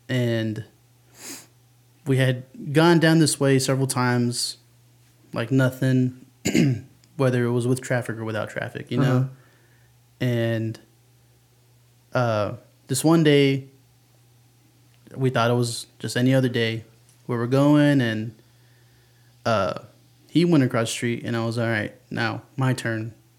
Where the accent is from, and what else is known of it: San Antonio, Texas, United States; born or raised there